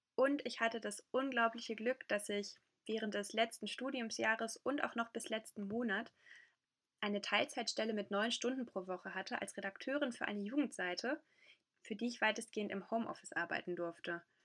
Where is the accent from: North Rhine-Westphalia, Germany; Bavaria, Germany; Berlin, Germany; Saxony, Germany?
North Rhine-Westphalia, Germany; Ruhr area; in meiner Heimatregion im Ruhrgebiet